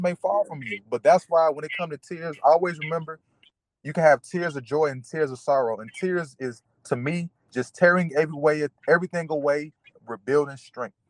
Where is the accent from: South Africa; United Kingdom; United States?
United States; I am still an American